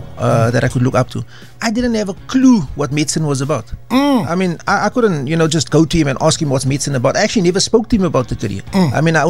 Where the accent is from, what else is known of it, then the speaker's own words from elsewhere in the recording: Cape Town, Western Cape, South Africa; I was born and bred in Manenberg. I grew up on the cement roads